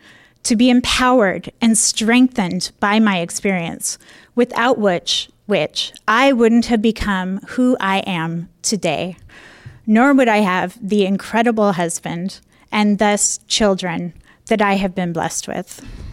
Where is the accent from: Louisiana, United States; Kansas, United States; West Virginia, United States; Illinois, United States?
Illinois, United States; Chicago; born there; I was born in Chicago when my dad was in law school at Loyola Marymount.